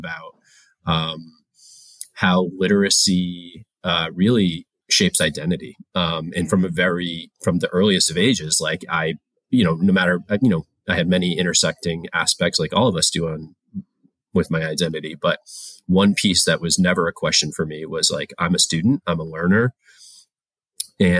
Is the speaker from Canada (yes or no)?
no; Rhode Island, United States; I grew up in Rhode Island